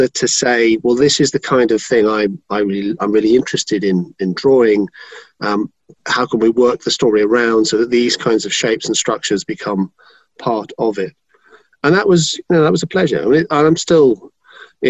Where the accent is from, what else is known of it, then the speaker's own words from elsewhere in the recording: London, United Kingdom; I grew up in London.